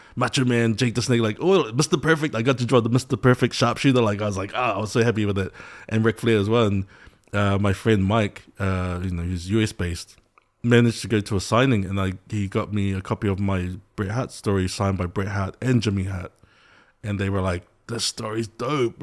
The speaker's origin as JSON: {"language": "English", "country": "New Zealand", "tie": "born or raised there", "said": "Samoan kid growing up in New Zealand"}